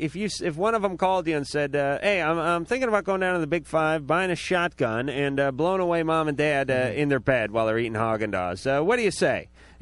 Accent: Los Angeles, California, United States; my hometown, my beloved North Hollywood

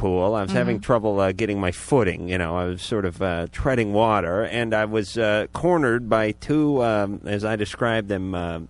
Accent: Los Angeles, California, United States; I was brought up in North Hollywood in the 70s.

